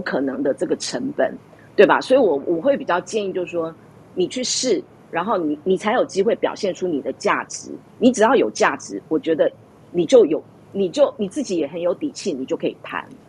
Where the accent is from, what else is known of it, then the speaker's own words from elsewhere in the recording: Taiwan; now in United States; 我们台湾人不用排期